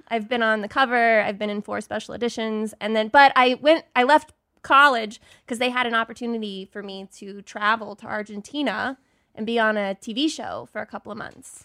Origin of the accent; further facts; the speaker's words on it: Dallas, Texas, United States; moved away as an adult; I'm from Dallas, Texas